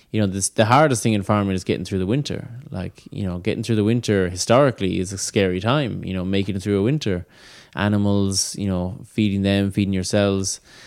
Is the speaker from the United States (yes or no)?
no; Ireland